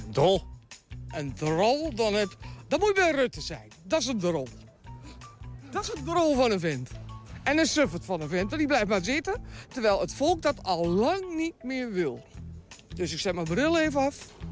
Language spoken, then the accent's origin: Dutch; Overijssel, Netherlands; Ja, ik kom uit Twente, maar ik spreek Nederlands. En heb mijn dialect afgezworen.